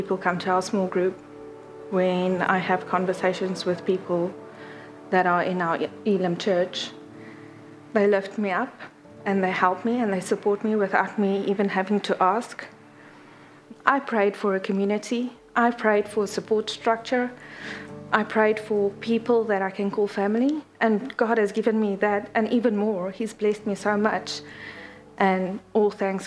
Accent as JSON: {"language": "English", "country": "South Africa", "also_born_or_lived": "Papakura, New Zealand", "moved": "as an adult", "lives_now": "New Zealand", "said": "I come from South Africa, and I'm currently a teacher at Papakura Intermediate. We migrated over to New Zealand just before COVID."}